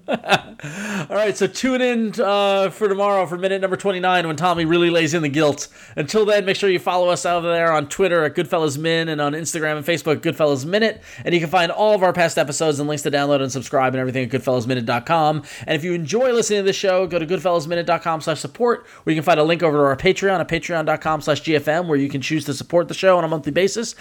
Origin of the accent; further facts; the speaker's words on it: Dix Hills, New York, United States; they built the college in Dix Hills out in Suffolk County, actually by where I grew up